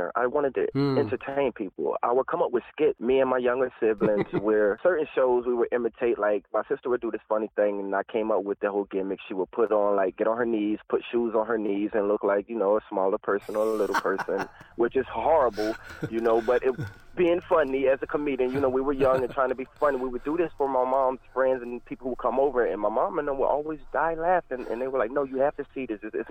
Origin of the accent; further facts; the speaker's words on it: Atlanta, Georgia, United States; moved away as an adult; now in Los Angeles, United States; I was raised in Atlanta, but I was born in Atlantic City, New Jersey